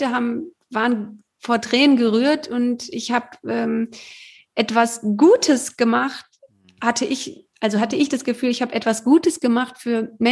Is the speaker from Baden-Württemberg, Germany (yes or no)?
yes; Heidelberg, Baden-Württemberg, Germany; natürlich bin ich auch mal so in meiner Heimatstadt Heidelberg